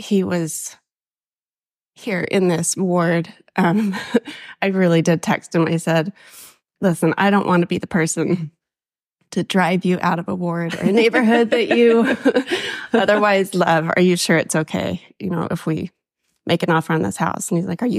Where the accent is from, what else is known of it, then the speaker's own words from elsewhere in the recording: Davis County, Utah, United States; moved away as an adult; also born or lived in Florida / East Texas / North Carolina; I was born and raised in Davis County, Utah